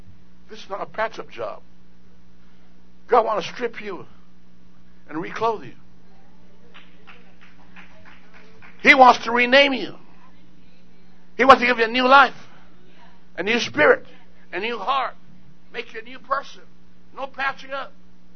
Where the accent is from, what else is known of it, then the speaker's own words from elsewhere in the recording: Jamaica; I was born in Jamaica between Kingston and St. Andrews somewhere